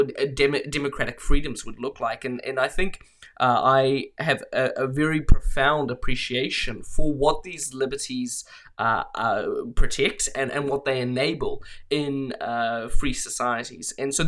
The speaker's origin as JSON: {"language": "English", "country": "Mozambique", "tie": "born or raised there", "said": "So I grew up in Mozambique. My parents were humanitarian workers there who moved to Mozambique in the late 90s."}